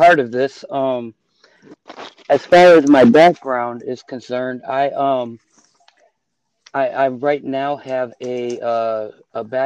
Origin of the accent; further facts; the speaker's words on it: Buffalo, New York, United States; moved away as an adult; also born or lived in the South (US); now in Southern United States; I was born in Buffalo, New York, in a time, I guess, where it was called white flight was taking place, where my dad bought a house in a mixed community